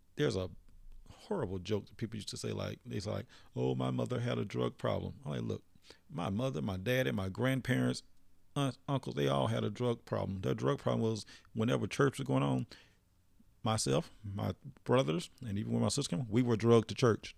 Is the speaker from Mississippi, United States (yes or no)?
yes; Philadelphia, Mississippi, United States; also born or lived in Leake County, Mississippi; my hometown was Philadelphia, Mississippi